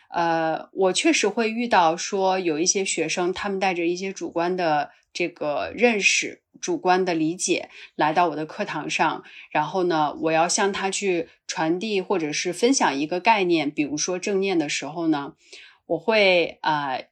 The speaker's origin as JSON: {"language": "Chinese", "region": "Qinghai-Tibet Plateau", "country": "China", "tie": "born or raised there", "also_born_or_lived": "Northwest China", "moved": "yes", "lives_now": "Beijing, China", "said": "因为我出生在这个西北哈，其实长大是在这个青藏高原"}